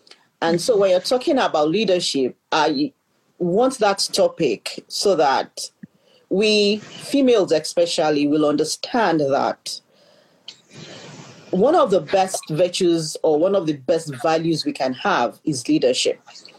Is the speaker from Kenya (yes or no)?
yes; Nairobi, Kenya; I pride myself being an African because I was born in the East and I grew up in the West. So I was born in Nairobi, Kenya. My father was a diplomat.